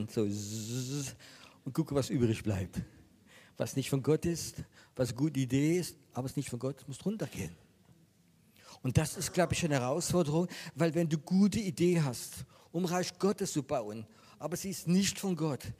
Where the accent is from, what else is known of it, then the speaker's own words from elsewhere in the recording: France; German is a second language; Ich wollte ein christlicher Camping machen in Frankreich und das war mir so wichtig. Ähm, ich bin Franzose